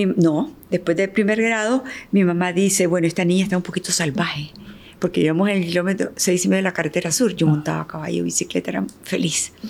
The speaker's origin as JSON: {"language": "Spanish", "country": "Nicaragua", "tie": "born or raised there", "also_born_or_lived": "Cuba"}